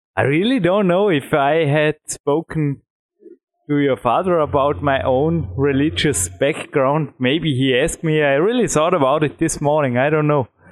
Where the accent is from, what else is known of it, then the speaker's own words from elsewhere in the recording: Austria; English is a second language; I am from Austria and not from Belgium.